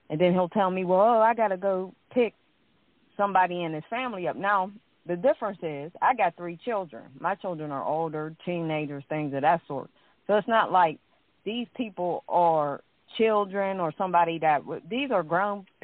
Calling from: Pittsburgh, Pennsylvania, United States; Um, Pittsburgh, Pennsylvania.

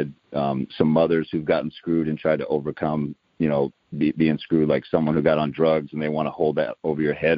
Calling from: Tacoma, Washington, United States; I'm calling from the Tacoma, Washington area.

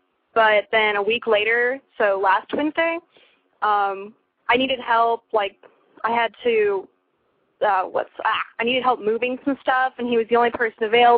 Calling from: Santa Clarita, California, United States; Santa Clarita, which is near LA.

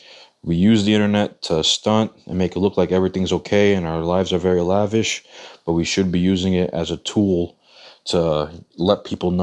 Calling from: Worcester, Massachusetts, United States; I'm from Worcester, Massachusetts.

